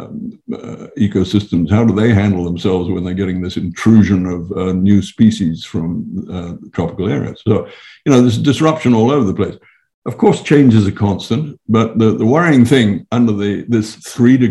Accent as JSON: {"language": "English", "country": "Fiji", "said": "I come from Fiji"}